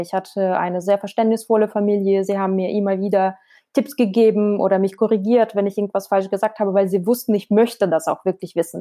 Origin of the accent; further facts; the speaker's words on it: Krasnodar Krai, Russia; German is a second language; moved away as an adult; now in Essen, Germany; Ich komme aus dem Süden Russlands, aus Krasnodar-Region, liegt in der Nähe vom Schma Schwarzen Meer